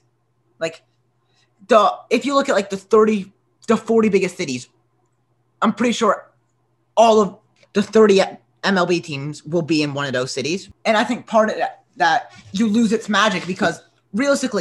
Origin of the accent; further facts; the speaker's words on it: United Kingdom; now in United States; I'm British.